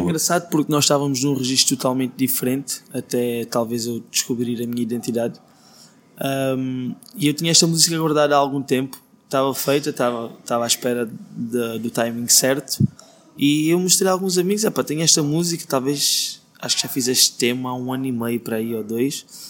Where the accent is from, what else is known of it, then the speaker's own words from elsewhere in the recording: Beja, Alentejo, Portugal; moved away as an adult; also born or lived in Brazil; now in Lisbon, Portugal; Nasci em Beja, depois morei no Brasil, voltei para Beja.